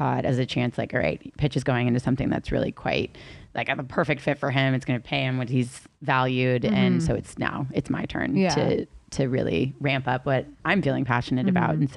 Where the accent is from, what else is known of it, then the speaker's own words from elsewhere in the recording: Los Angeles, California, United States; also born or lived in New York; I grew up in Silver Lake